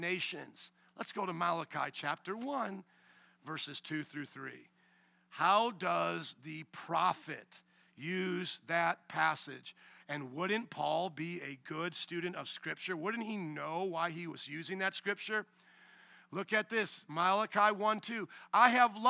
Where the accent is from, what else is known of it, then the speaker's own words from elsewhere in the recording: United States; I'm an American and not a Vietnamese person.